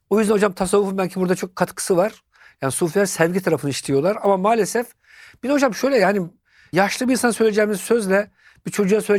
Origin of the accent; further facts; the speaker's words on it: Turkey; Ben Türk'üm. Annesinin umurunda değil. Ya çocuk soğuk karlı havada gezmiş bu çocuğun ayakları üşümez. Bizim Türk anneler olsa bırak ıslak ayakla gezmeyi Aman Allah'ım.